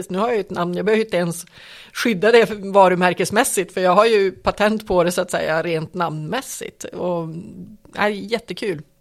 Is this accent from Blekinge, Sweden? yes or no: no; Piteå, Norrbotten County, Sweden; jag menar, jag kommer ju från Piteå, det är ju mitt, mitt ursprung, det är ju det originalet om man säger så.